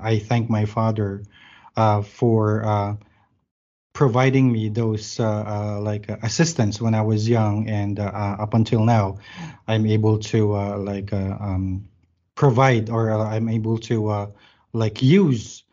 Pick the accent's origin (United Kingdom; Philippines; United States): Philippines; Manila, Metro Manila; moved away as an adult; now in Bacolod, Philippines; I grew up in Manila